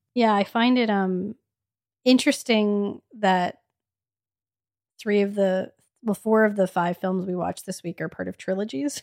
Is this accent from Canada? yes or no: yes; Edmonton, Alberta, Canada; We're from Edmonton